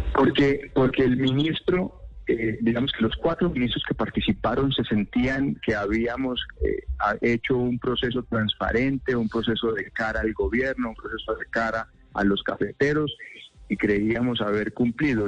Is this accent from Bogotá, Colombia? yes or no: no; Huila, Colombia; soy provinciano, soy huilense